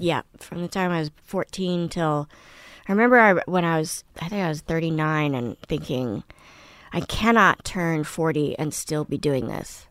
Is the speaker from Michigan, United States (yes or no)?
no; Washington, District of Columbia, United States; also born or lived in Paris / Moscow / Poland / Manhattan; I grew up in Washington, D C